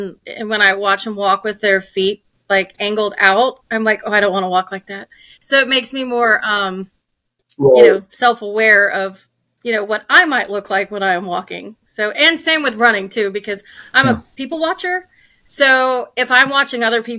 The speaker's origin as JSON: {"language": "English", "region": "Florida Panhandle", "country": "United States", "tie": "born or raised there", "also_born_or_lived": "Minnesota", "said": "I was born in Minnesota, but I grew up in the Florida Panhandle. I've been here pretty much my whole life"}